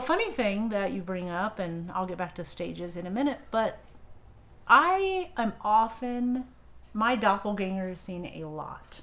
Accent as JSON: {"language": "English", "town": "Madison", "region": "Indiana", "country": "United States", "tie": "born or raised there", "said": "Madison is my hometown. Yeah. Um, we moved there when I was like 10, right outside in the rural area"}